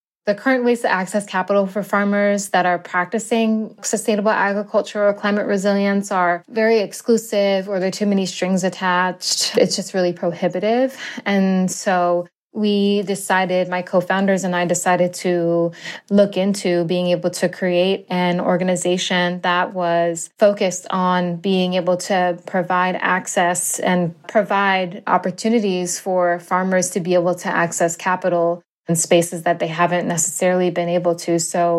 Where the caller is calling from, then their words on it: Central Massachusetts, United States; I am co-founder and president of Black Farmer Fund, and I'm calling in from Central Massachusetts.